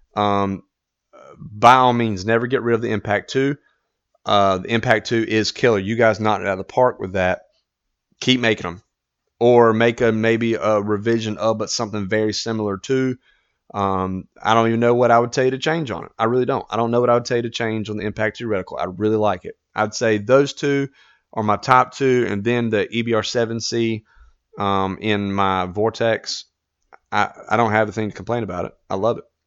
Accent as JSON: {"language": "English", "country": "United States", "said": "as an American"}